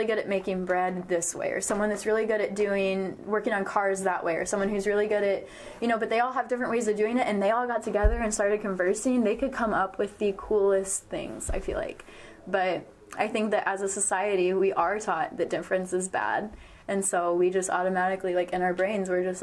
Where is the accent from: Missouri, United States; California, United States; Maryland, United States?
Missouri, United States; Marshall; Kansas City is an hour and a half from my hometown